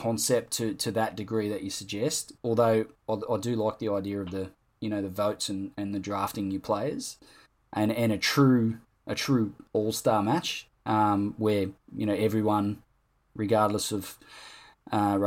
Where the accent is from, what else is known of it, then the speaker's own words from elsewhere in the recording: Nepean Hospital, school in Campbelltown, New South Wales, Australia; I was born in Nepean Hospital